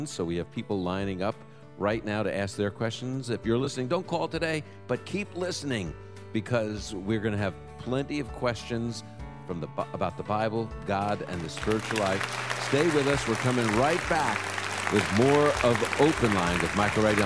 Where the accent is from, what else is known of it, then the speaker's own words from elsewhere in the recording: New York, United States; I grew up in New York